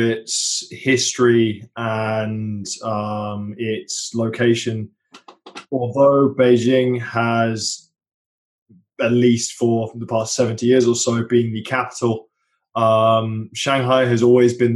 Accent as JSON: {"language": "English", "country": "United Kingdom", "said": "being British"}